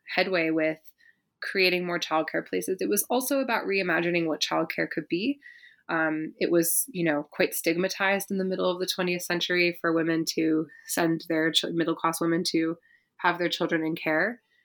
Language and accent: English; Berkeley, California, United States; I grew up in Berkeley, California